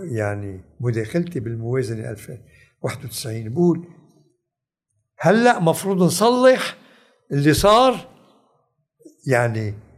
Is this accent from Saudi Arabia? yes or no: no; Lebanon; انا لبناني